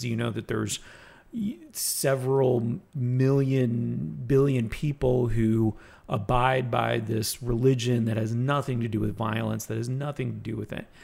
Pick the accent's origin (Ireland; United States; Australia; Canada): Canada; I could say that I'm Greek, I could say that I'm Canadian